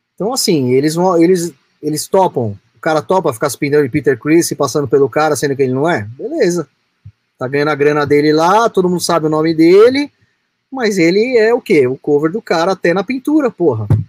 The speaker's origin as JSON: {"language": "Portuguese", "country": "Brazil", "said": "eu sou brasileiro"}